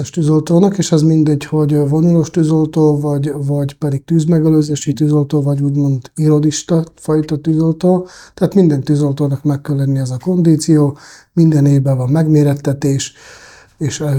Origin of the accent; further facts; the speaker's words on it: Český Krumlov, South Bohemian Region, Czechia; born there; A nagyon egyszerű a válasz, Csehországban születtem én is, és a bátyám is, és ilyen, ilyen